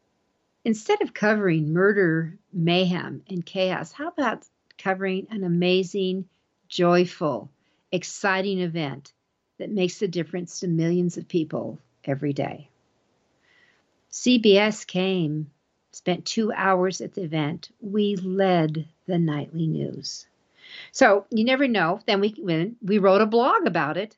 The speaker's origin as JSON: {"language": "English", "region": "Colorado", "country": "United States", "said": "my home state's Colorado."}